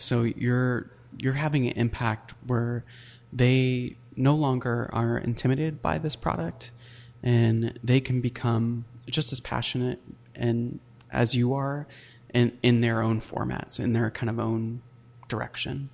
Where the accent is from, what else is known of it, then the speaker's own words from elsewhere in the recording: Puyallup, Washington, United States; I grew up in Puyallup, Washington